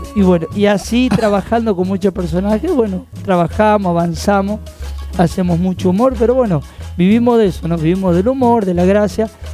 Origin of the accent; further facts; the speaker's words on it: Quilmes, Buenos Aires Province, Argentina; nosotros venimos de Quilmes de, la zona sur de Quilmes.